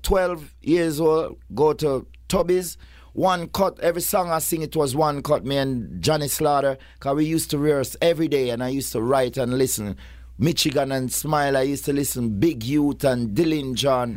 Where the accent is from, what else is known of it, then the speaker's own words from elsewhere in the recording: Kingston, Jamaica; I come, like, like four ro-, roads from where Purple Man come from. Kingston eleven, Oakland Road